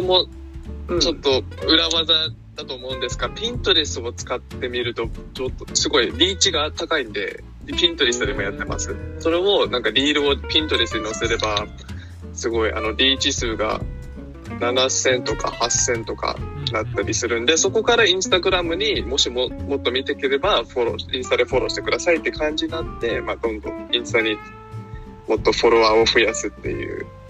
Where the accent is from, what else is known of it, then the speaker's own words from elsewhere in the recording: Hawaii, United States; アメリカで育った日本人って言ってます